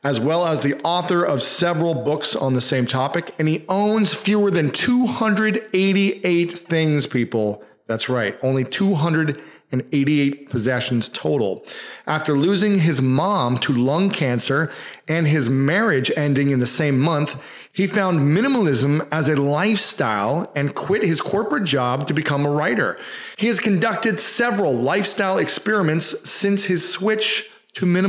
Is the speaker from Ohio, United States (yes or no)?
yes; Delaware, Ohio, United States; also born or lived in Columbus, Ohio; I'm from Delaware